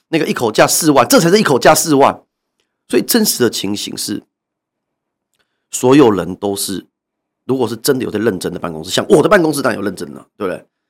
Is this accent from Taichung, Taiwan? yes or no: no; New Taipei, Taiwan; 现在我也回到我的故乡，到新北市当议员